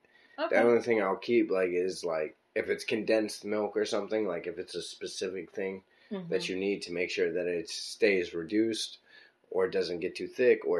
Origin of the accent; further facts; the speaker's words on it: Baltimore, Maryland, United States; also born or lived in Pompano Beach, Florida; I'm from Baltimore.